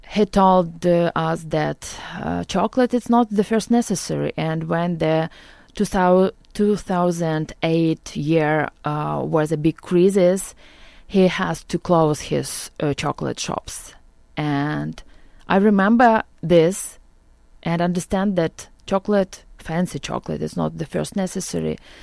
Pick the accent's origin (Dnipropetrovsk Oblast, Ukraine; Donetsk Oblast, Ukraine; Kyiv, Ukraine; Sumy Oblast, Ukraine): Sumy Oblast, Ukraine; Okhtyrka; English is a second language; moved away as an adult; also born or lived in Lviv, Ukraine; now in Orange County, United States; I was born near Kharkiv. It's Ohtyrka near Kharkiv, and I grew up there.